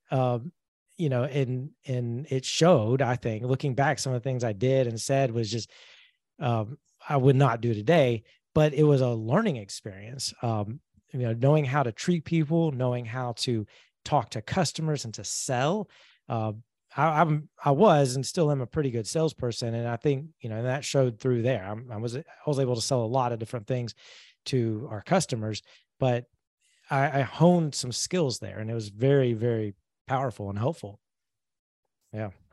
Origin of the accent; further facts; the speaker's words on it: Georgia, United States; moved away as an adult; also born or lived in Alabama / Atlanta, Georgia; now in Jacksonville, United States; I grew up in Georgia, went to college in Alabama, and then moved to Atlanta after college